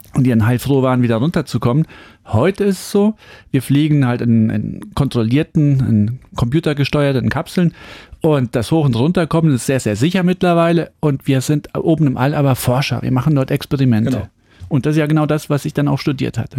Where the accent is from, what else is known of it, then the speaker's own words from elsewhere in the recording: Saarland, Germany; ich komme aus dem Saarland, das ist ein ländlicher Bereich